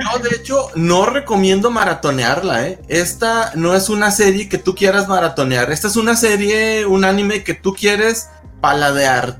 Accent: Gómez Palacio, Durango, Mexico; moved away as an adult; now in Torreón, Mexico; yo soy de, de Gómez Palacio Durango, pero vivo en Torreón

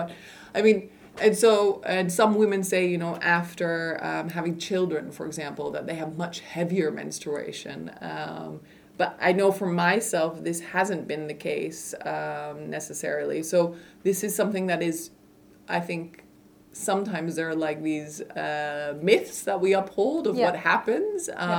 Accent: United States; now in Netherlands; And in the Netherlands, that's hard. Like, I'm also an American, so I know

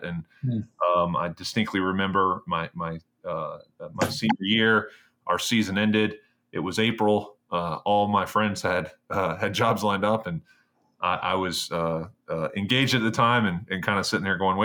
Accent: Greensboro, North Carolina, United States; born or raised there; moved away as an adult; also born or lived in Virginia / New York

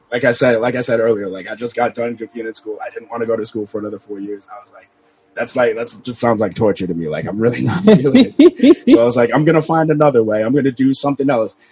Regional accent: Canada; now in South Florida, United States; I was born in Canada, but I live in South Florida now

